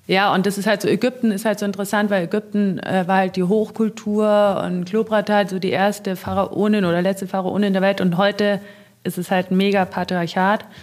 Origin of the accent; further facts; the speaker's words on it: Germany; weil ich bin eine Deutsche und ich glaube, ich war auch die einzige Deutsche jemals, die da gearbeitet hat.